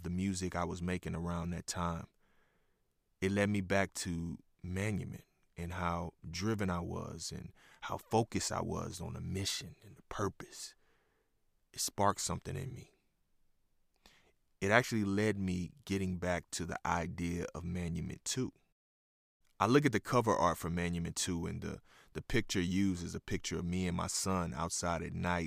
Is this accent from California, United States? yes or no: no; Houston, Texas, United States; moved away; also born or lived in Oklahoma City; I'm from Houston